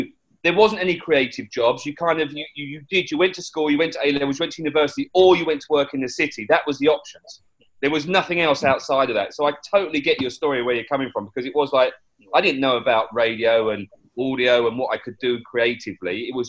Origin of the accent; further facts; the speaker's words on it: Southend-on-Sea, East of England, United Kingdom; I grew up in Essex, South End way